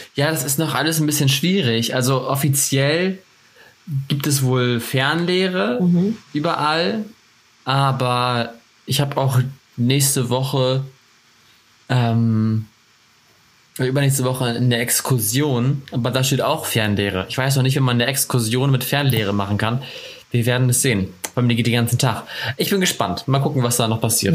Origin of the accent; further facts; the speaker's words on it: Northern Germany, Germany; accent: northern German (nordisch); moved away as an adult; also born or lived in Oldenburg, Lower Saxony; now in Ansbach, Germany; meinen nordischen Dialekt